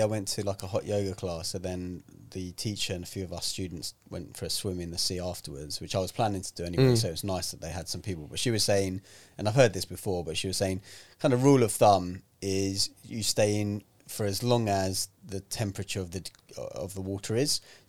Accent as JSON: {"language": "English", "region": "London", "country": "United Kingdom", "tie": "born or raised there", "also_born_or_lived": "Manchester", "said": "born and raised in London."}